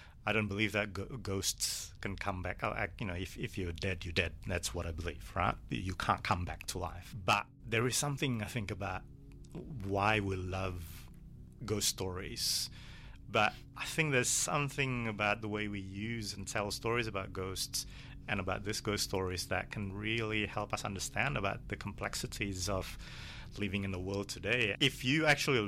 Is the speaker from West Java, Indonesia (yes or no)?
yes; Bandung, West Java, Indonesia; now in Melbourne, Australia; I grew up in Bandung